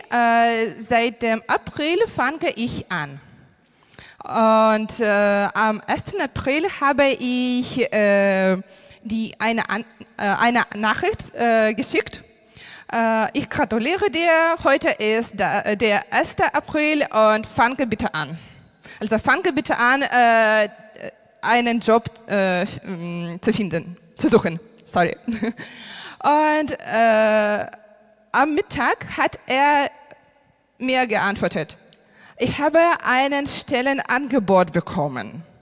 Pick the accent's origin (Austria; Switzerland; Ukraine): Ukraine; German is a second language; moved away as an adult; now in Germany; ich bin aus der Ukraine und wir sind vor drei Jahren äh, nach Deutschland umgezogen und das war nicht mein Traum.